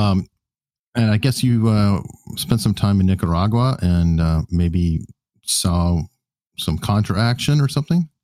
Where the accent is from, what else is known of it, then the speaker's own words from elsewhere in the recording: United States; I'm so American